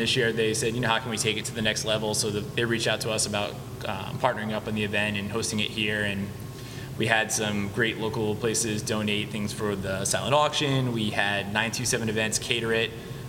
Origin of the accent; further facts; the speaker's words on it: England, United Kingdom; now in United States; We're born and raised in England, so we're Pats fans all the way.